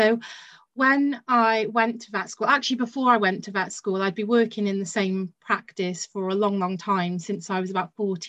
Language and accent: English; Barry, Wales, United Kingdom; also born or lived in Bristol; I come from Barry Island, which is the home of Gavin and Stacey.